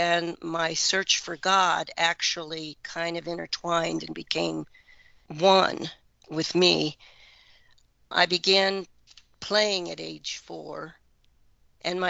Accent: Oxford, Ohio, United States; also born or lived in Middletown, Ohio; when I was 6 or 7 moved to Oxford, which is more near Indiana, home of Miami University. And that was a great place to grow up.

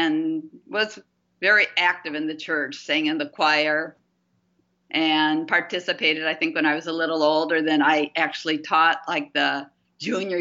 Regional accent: Gaylord, Michigan, United States; moved away as an adult; also born or lived in Guatemala / Bolivia; I grew up in Gaylord, Michigan, which is a small town about 60 miles south of the Straits of Mackinac

